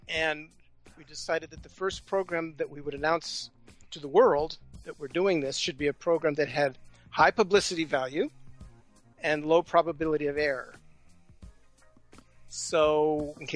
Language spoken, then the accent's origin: English; Los Angeles, California, United States; moved away; I grew up in Los Angeles, so my family's there and friends are there